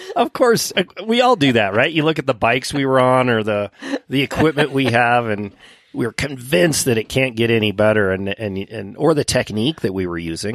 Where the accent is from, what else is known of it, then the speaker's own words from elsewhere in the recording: Winter Park, Colorado, United States; when I was a youngster growing up in Winter Park